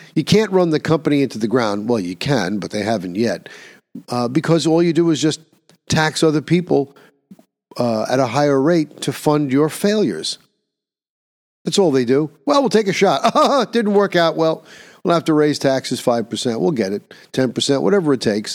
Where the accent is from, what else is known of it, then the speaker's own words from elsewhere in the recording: New York, United States; In my own home state of New York